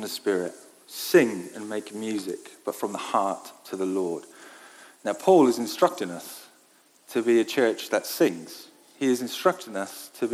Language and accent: English; Wales, United Kingdom; I grew up in Wales